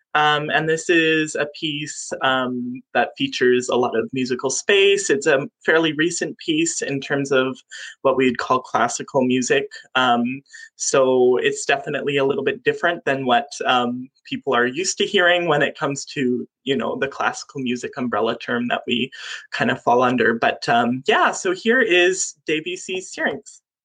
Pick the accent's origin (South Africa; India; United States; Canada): Canada; Moose Lake, Manitoba; I grew up on Moose Lake.